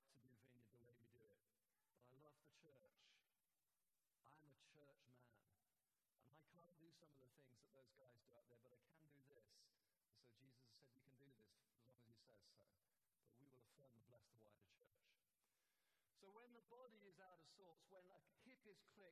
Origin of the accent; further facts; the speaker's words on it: St Albans, East of England, United Kingdom; I said, oh, from St. Albans.